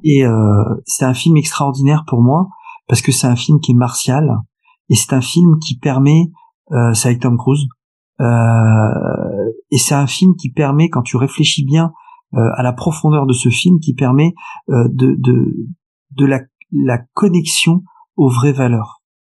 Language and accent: French; France; also born or lived in Paris / Nice; je suis français profondément attaché à mon pays